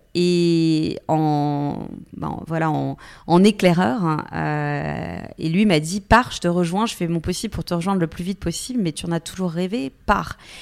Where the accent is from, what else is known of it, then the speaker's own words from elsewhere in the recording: Bourgogne-Franche-Comté, France; moved away; also born or lived in Paris / Lyon / New York; je viens finalement d'un petit village, je viens de Franche-Comté